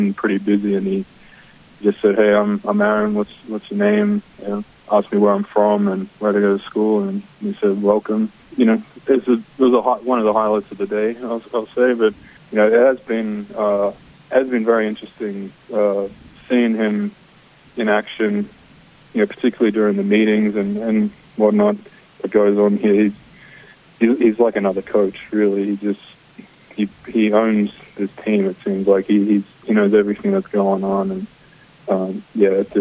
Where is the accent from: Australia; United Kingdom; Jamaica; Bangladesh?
Australia; Sydney, New South Wales; also born or lived in Texas / San Francisco; now in Green Bay, United States; I'm from Sydney